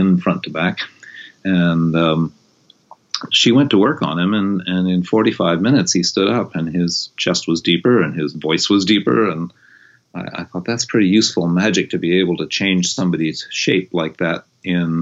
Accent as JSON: {"language": "English", "region": "East Coast / New England", "country": "United States", "tie": "born or raised there", "also_born_or_lived": "California", "moved": "as an adult", "said": "I was born on the East Coast and was raised very much up in my in that kind of New Englandy, don't pay attention to your body kind of upbringing"}